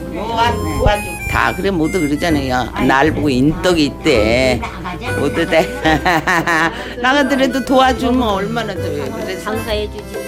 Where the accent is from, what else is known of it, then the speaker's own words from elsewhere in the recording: Gangwon, South Korea; now in Seoul, South Korea; 강원도에서 자랐으니까 엄마하고 같이 했으니 팥죽도 잘 쓰고